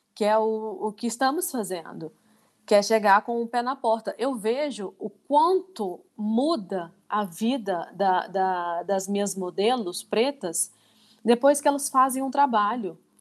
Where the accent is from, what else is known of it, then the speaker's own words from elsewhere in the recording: Divinópolis, Minas Gerais, Brazil; also born or lived in Ponte Nova; Eu moro em Divinópolis há 34 anos